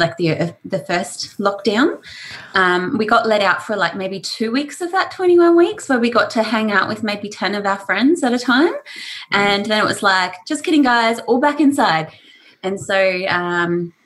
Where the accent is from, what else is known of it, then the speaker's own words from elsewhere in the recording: North Queensland, Australia; also born or lived in Melbourne; now in Auckland, New Zealand; I grew up in North Queensland, so coming to Melbourne